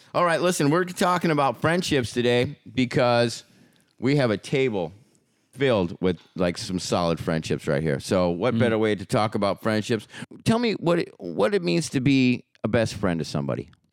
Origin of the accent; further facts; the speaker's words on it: Portland, Oregon, United States; also born or lived in Hollywood, California; now in San Diego, United States; I grew up in Portland, Oregon, and then I moved down to Hollywood, California, and now I live in San Diego